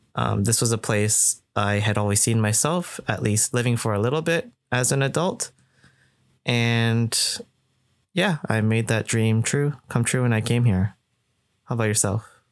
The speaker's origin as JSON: {"language": "English", "town": "Toronto", "region": "Ontario", "country": "Canada", "tie": "born or raised there", "moved": "as an adult", "lives_now": "Japan", "said": "In Toronto, I will also say that growing up, I never met another Japanese or Japanese Canadian person, really"}